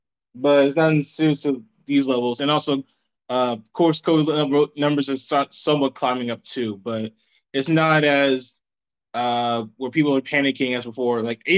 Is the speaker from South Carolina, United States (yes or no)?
yes; South Carolina, United States; From South Carolina.